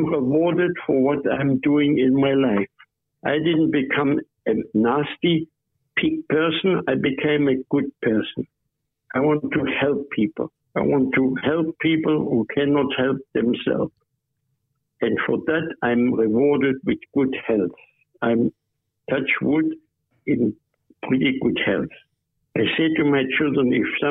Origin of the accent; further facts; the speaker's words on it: Germany; now in Australia; I used to be German. Now I'm Australian